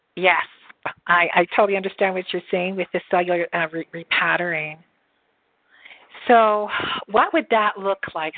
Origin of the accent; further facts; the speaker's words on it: Canada; I'm Canadian too